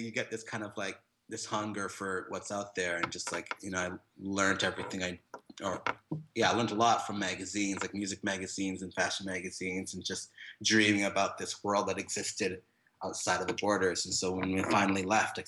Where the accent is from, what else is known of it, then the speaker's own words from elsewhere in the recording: Whitehorse, Yukon, Canada; moved away; also born or lived in Jamaica / Toronto / Montreal; I am born in Jamaica, but I grew up in northern Canada beside Alaska, this place called Yukon Territory